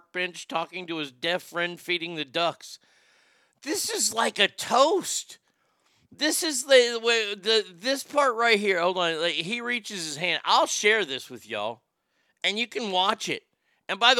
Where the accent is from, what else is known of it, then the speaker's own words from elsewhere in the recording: United States; also born or lived in Texas; as an American